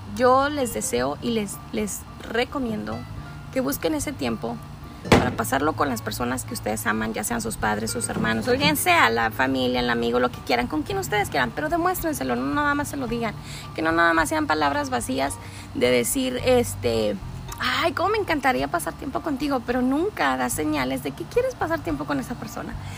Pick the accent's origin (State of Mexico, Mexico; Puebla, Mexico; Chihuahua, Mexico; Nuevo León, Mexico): Chihuahua, Mexico; Ciudad Juárez; somos este, de Ciudad Juárez, Chihuahua